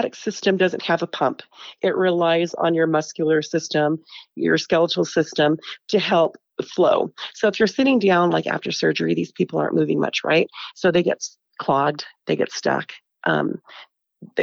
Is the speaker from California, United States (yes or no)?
yes; Porterville, California, United States; moved away as an adult; now in Salt Lake City, United States; I'm California. I grew up in California.